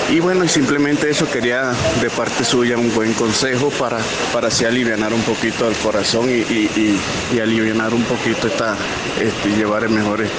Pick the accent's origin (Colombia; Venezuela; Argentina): Venezuela; moved away as an adult; now in Guadalajara, Mexico; Yo tengo cuatro años acá en Guadalajara. Salí de Venezuela por la situación país y me llegué acá a la ciudad de Guadalajara y bueno, aquí estoy haciendo vida.